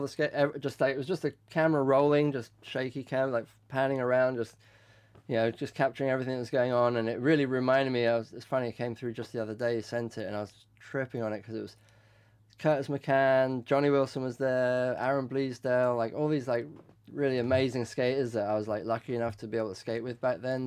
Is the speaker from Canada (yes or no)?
no; London, United Kingdom; moved away as an adult; also born or lived in Tehran, Iran; now in United States; I grew up in West London in Ealing